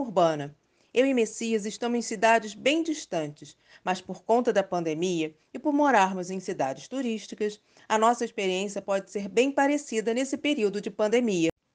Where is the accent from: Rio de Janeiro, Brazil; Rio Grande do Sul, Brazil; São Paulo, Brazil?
Rio de Janeiro, Brazil; sou do Rio de Janeiro